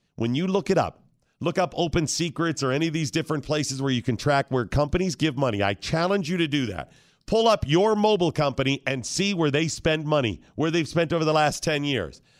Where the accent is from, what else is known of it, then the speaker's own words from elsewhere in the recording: Ohio, United States; I grew up in Ohio